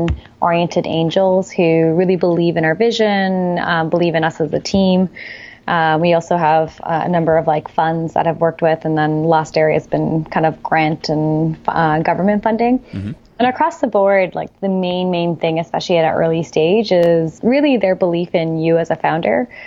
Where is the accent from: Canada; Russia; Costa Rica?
Canada; also born or lived in Silicon Valley; now in Toronto, Canada; as a Canadian, we did move to Silicon Valley, and you can stay for up to 6 months as a Canadian